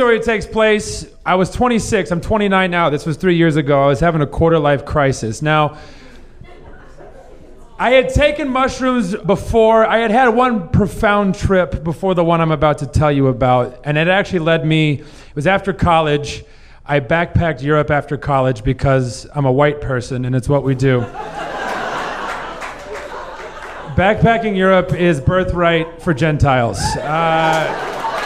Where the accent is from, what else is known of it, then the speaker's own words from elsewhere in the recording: southern Missouri, United States; I grew up in South Missouri in the Bible Belt